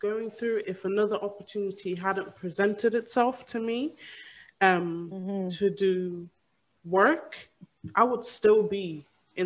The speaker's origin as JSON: {"language": "English", "country": "Ireland", "tie": "born or raised there", "moved": "as an adult", "lives_now": "United Kingdom", "said": "growing up in Ireland"}